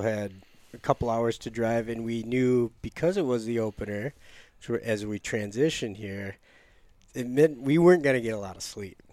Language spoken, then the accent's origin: English; United States; I grew up near Lake Michigan